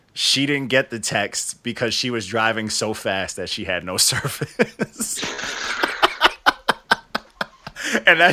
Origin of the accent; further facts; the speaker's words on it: New York, United States; we're from New York. So in New York, it was, you got to rap slow